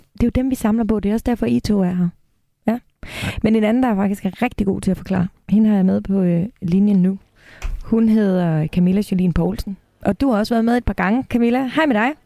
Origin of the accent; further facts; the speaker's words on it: Denmark; vi danskere